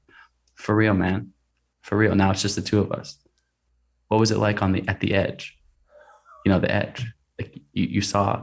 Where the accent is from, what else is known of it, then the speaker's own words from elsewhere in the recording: Portland, Oregon, United States; my hometown of Portland, Oregon